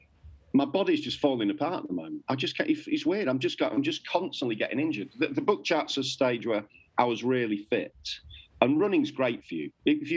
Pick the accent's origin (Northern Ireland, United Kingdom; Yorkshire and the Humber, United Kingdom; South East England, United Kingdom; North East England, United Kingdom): Yorkshire and the Humber, United Kingdom; Northallerton; moved away as an adult; also born or lived in Manchester; now in London, United Kingdom; I was a kid from North Allerton